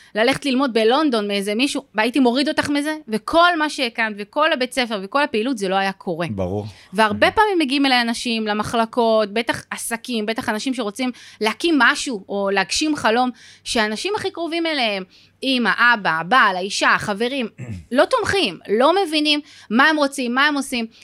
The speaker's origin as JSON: {"language": "Hebrew", "town": "Givatayim", "region": "Tel Aviv District", "country": "Israel", "tie": "born or raised there", "said": "אני במקור מגבעתיים"}